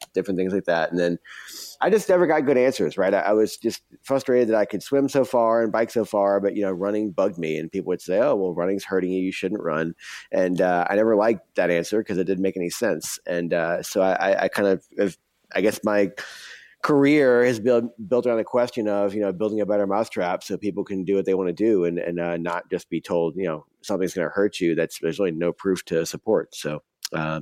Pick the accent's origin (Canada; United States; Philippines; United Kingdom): United States; New Orleans, Louisiana; I grew up in New Orleans